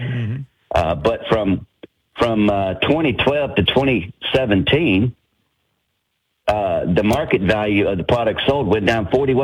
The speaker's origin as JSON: {"language": "English", "area": "Richland Parish", "region": "Louisiana", "country": "United States", "tie": "born or raised there", "said": "I grew up in Richland Parish."}